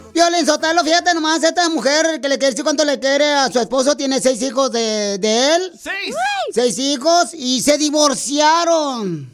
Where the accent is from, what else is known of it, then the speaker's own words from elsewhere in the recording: Michoacán, Mexico; now in United States; yo soy de Michoacán, Michoacán, Casimiro